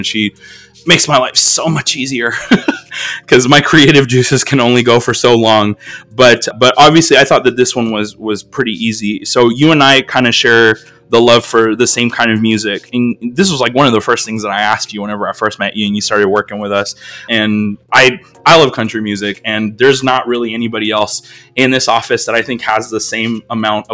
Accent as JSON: {"language": "English", "country": "United States", "said": "us as Americans, like, we have accents"}